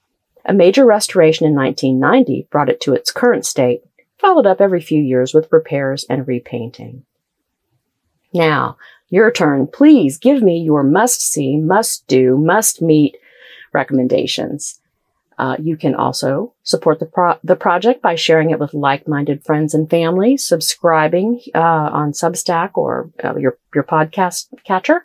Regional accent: Columbus, Ohio, United States; moved away as an adult; also born or lived in the South; now in Southern United States; I grew up near Columbus, Ohio

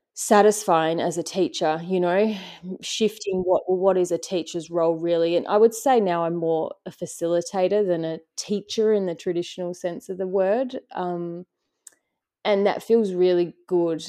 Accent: Western Australia, Australia; coming, you know, from Western Australia and into a part of the world that it was so different to, to our culture and how we lived

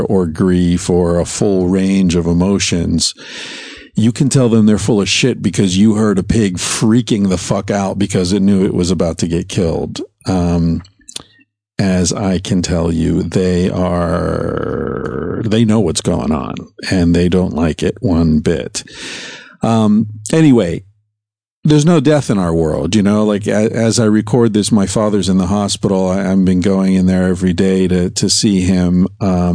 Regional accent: United States; moved away as an adult; now in Barcelona, Spain; as an American

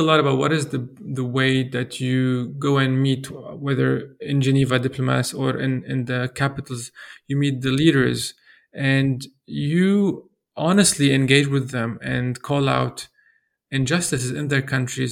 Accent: Lebanon; as a Lebanese, growing up in Lebanon

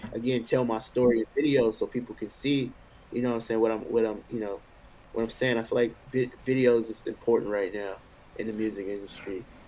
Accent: Richmond, California, United States; moved away as an adult; now in Atlanta, United States; growing up in Richmond, it was, you know, it was crazy

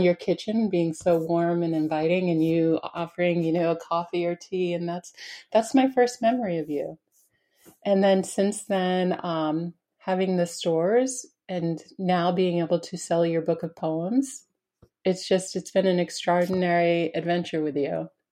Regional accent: Spofford, New Hampshire, United States; also born or lived in Keene, New Hampshire; I grew up in Spofford, New Hampshire

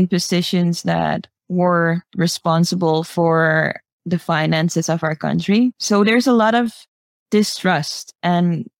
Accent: Suriname; I grew up here in Suriname

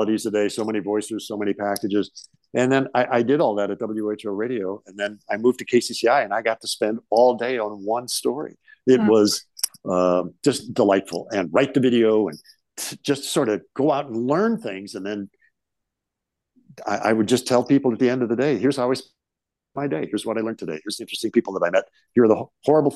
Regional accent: St. Louis, Missouri, United States; moved away as an adult; now in Des Moines, United States; I grew up in St. Louis

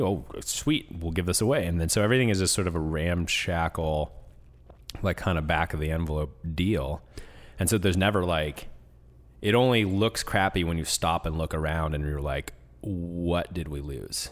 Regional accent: Washington, United States; moved away; I grew up in Washington

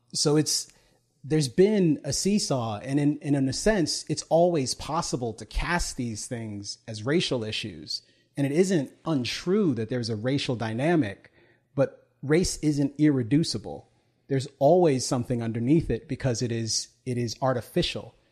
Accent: United States; I was, was born here, but I also take my citizenship very seriously

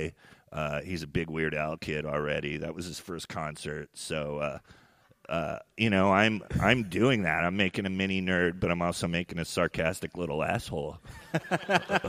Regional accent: Sonoma, California, United States; I'm straight out of Sonoma

